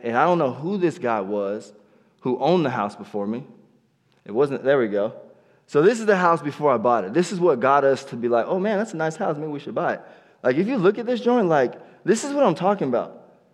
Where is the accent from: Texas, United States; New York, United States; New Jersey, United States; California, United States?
California, United States; Pismo Beach; moved away as an adult; also born or lived in Hampton, Virginia; now in Yuba City, United States; I grew up in Pismo Beach